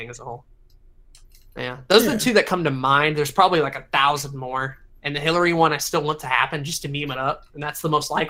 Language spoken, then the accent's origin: English; the South, United States; So growing up in the South, you can probably guess that I'm a good Christian boy.